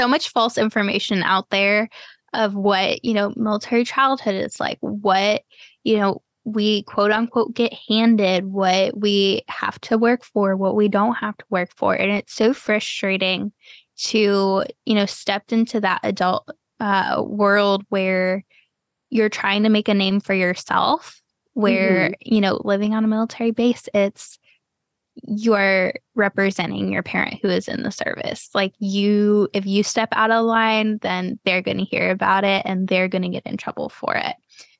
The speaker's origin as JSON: {"language": "English", "region": "Florida", "country": "United States", "tie": "born or raised there", "also_born_or_lived": "Cleveland / Texas", "said": "Like, I was born in Cleveland, and then I spent a few years in Texas, and then I've spent the rest of my life in Florida."}